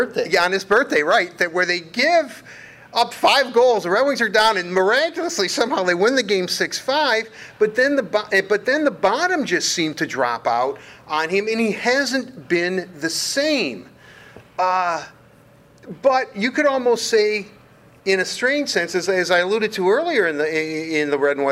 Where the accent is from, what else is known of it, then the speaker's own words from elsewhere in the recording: United States; first language English; we grew up in the United States and English, you know, well, debatable, but English is our native tongue